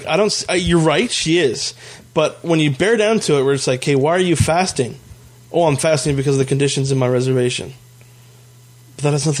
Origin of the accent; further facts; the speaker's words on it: Canada; We feel that we are not being treated fairly as Canadian citizens.